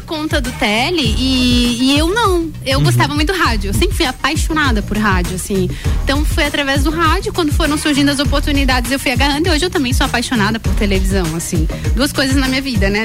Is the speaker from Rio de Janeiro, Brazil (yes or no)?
no; São José do Cerrito, Santa Catarina, Brazil; moved away; sou serrana, sim senhor, nasci lá em São José do Cerrito, tenho muito orgulho das minhas origens